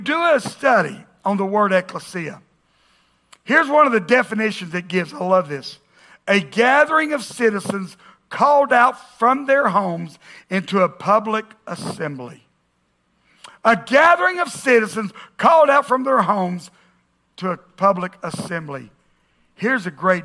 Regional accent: the South, United States; we grew up in the South

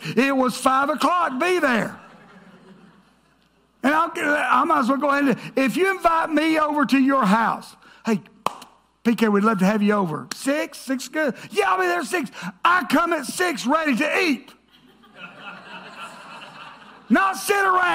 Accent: the South, United States; I grew up in the South

